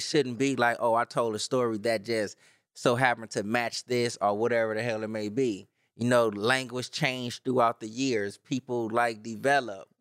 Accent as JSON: {"language": "English", "town": "Los Angeles", "region": "California", "country": "United States", "said": "I'm from Watts"}